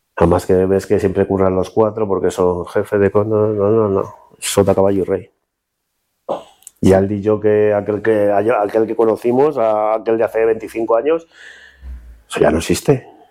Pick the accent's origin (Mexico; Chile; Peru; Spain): Spain; Illescas, Castilla-La Mancha; En mi tierra